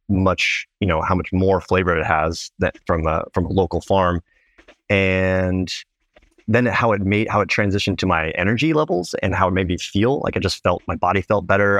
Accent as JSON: {"language": "English", "town": "Placentia", "region": "California", "country": "United States", "tie": "born or raised there", "said": "northern part of Orange County in, um, a small town called Placentia"}